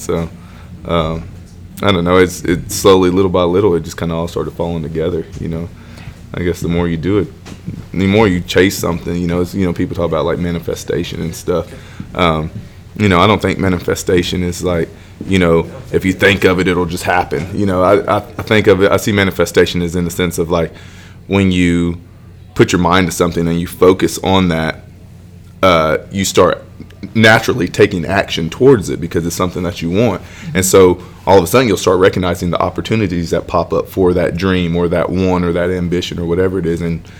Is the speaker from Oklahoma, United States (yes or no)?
yes; Pawhuska, Oklahoma, United States; You know, I was born in Pawhuska, Oklahoma